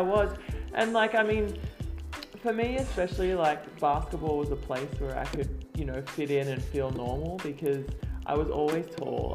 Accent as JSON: {"language": "English", "town": "Mackay", "region": "Queensland", "country": "Australia", "tie": "born or raised there", "moved": "yes", "said": "I grew up in North Queensland and it's a very big state."}